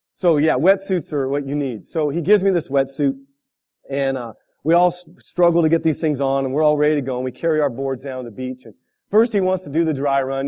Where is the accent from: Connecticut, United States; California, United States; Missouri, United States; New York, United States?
California, United States; moved away as an adult; now in Midwest, United States; I'm a California kid. I grew up in California 24 years of my life